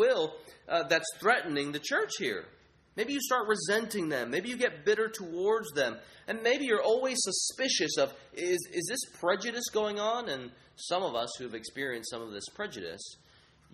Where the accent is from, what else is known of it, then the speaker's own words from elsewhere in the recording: United States; I'm a Chinese American. I grew up here in the American context